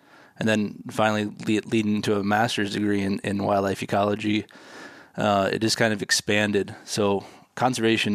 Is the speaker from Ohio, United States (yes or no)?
yes; Ohio, United States; now in Minnesota, United States; I grew up in Ohio, so I'm a Midwestern boy at heart. I like Minnesota a lot better where I live now